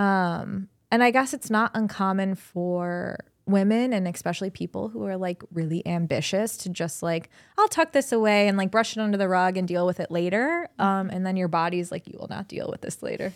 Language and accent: English; Cleveland, Ohio, United States; also born or lived in Columbus, Ohio; I was born and bred in Cleveland. My family's here